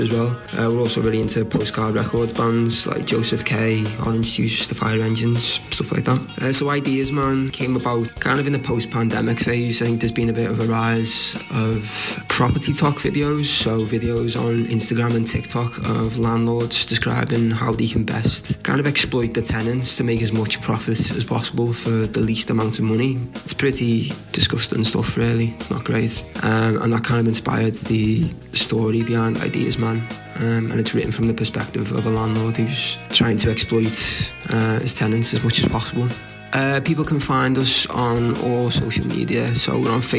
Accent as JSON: {"language": "English", "town": "Liverpool", "region": "North West England", "country": "United Kingdom", "said": "I'm from Liverpool"}